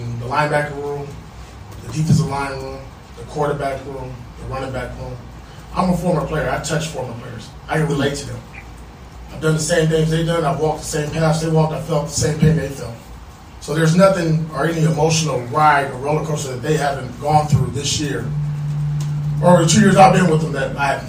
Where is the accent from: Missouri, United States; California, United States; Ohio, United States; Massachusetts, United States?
California, United States; Compton; I grew up in Compton, California.